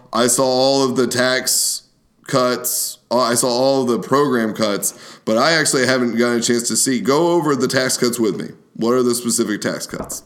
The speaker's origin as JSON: {"language": "English", "country": "United States", "lives_now": "Kentucky, United States", "said": "we as the American people"}